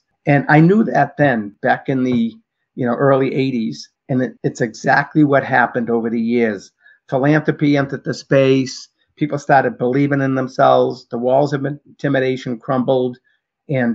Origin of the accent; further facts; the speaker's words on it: Medford, Massachusetts, United States; I opened up an athletic footwear and clothing store in my hometown of Medford.